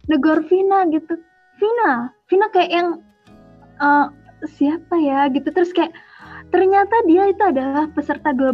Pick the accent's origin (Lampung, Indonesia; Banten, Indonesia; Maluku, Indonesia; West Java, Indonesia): Lampung, Indonesia; asal aku dari Lampung Barat, Provinsi Lampung.